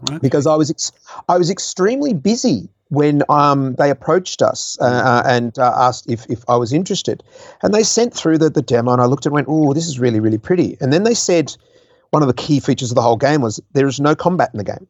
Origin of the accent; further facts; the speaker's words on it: Australia; also born or lived in Guildford, England; I've actually got both passports. So I, I, I have spent my entire life from the age of two months old in Australia